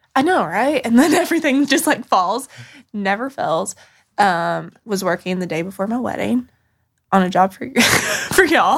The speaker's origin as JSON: {"language": "English", "town": "Burnsville", "region": "North Carolina", "country": "United States", "tie": "born or raised there", "said": "I grew up in Western North Carolina"}